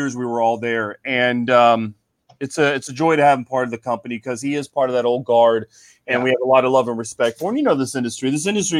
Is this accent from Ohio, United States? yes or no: yes; Cincinnati, Ohio, United States; moved away as an adult; also born or lived in Chicago; now in South Florida, United States; I grew up in Cincinnati